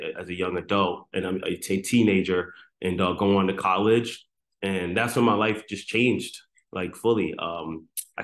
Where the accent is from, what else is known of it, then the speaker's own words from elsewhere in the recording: New York City, New York, United States; also born or lived in Antigua and Barbuda; my background growing up, man, I grew up in the South Bronx